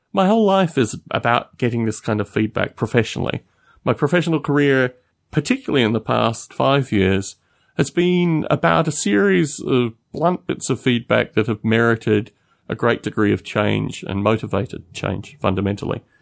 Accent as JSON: {"language": "English", "country": "Australia", "moved": "as an adult", "said": "I've lived out of Australia for twelve years. I don't really care too much about being Australian"}